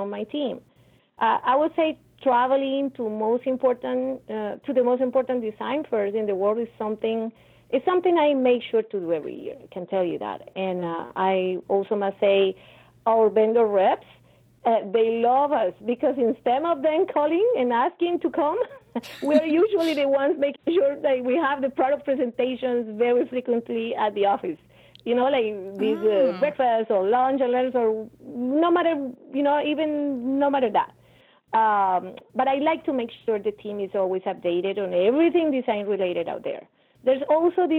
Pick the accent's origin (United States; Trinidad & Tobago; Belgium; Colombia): Colombia; Cali, Valle del Cauca; moved away; as a child growing up in Santiago de Cali, which is my city, born in Colombia